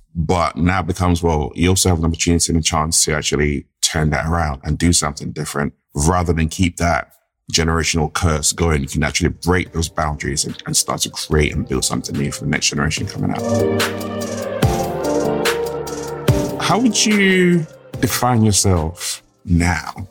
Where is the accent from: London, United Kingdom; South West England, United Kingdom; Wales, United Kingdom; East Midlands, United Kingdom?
London, United Kingdom; grew up in, in, in the U K, grew up in London